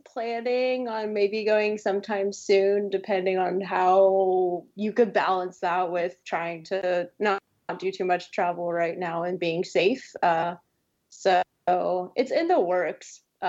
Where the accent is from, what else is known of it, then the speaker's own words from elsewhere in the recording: Suwanee, Georgia, United States; moved away as an adult; also born or lived in Pembroke Pines, Florida / Atlanta, Georgia; now in Seattle, United States; I went to high school in a town called Suwanee, Georgia. So it's actually a very nice city, but it's a little small. It's about 45 minutes north of Atlanta, Georgia. So I'm from the South.